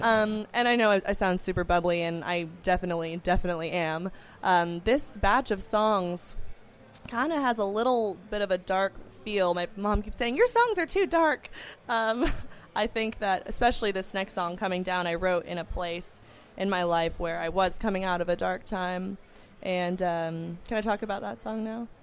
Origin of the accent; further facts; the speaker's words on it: Los Angeles, California, United States; I grew up in Los Angeles